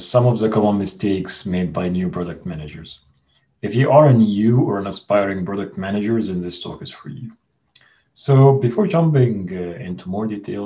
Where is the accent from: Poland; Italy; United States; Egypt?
Egypt; moved away as an adult; now in Amsterdam, Netherlands; I'm originally from Egypt, so I moved to Amsterdam to join Booking.com